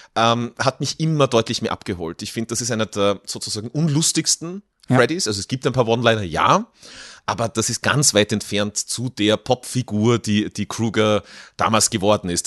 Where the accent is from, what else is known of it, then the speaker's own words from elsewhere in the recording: Kirchberg in Tirol, Tyrol, Austria; in meinem Heimatort Kirchberg in Tirol